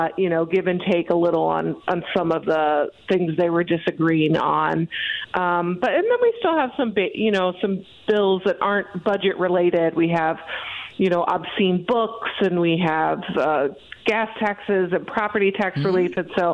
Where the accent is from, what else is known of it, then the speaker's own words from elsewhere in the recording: Ohio, United States; I came from Ohio where you could literally drive through a store.